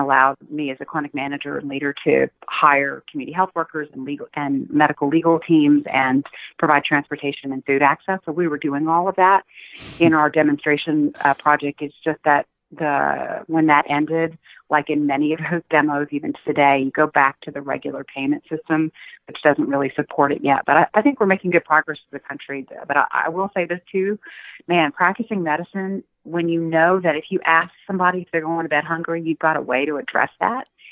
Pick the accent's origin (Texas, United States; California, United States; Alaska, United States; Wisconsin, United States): Texas, United States; Austin; I grew up in Austin, Texas, in a poor neighborhood